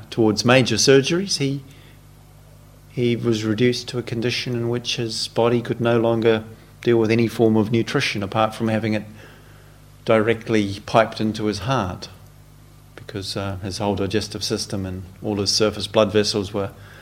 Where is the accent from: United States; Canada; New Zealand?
New Zealand; born or raised there